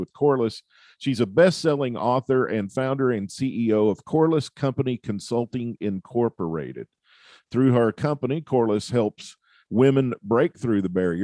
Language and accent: English; the southern United States, United States; I'm from the southern part of the United States